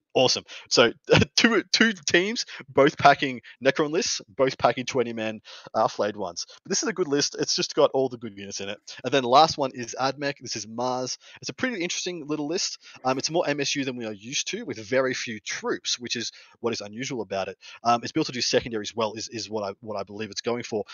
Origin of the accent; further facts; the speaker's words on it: Victoria, Australia; there's only one Victorian in attendance, which is the, my home state